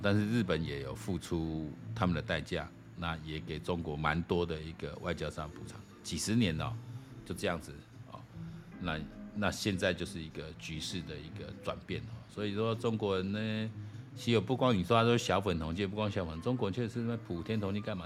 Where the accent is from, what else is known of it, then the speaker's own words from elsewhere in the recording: Taiwan; 我们台湾人